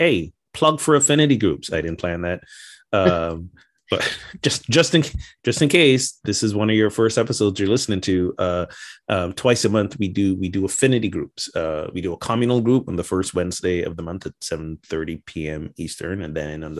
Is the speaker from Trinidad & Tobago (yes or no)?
no; Barbados; moved away as an adult; now in United States; I returned to my home country of Barbados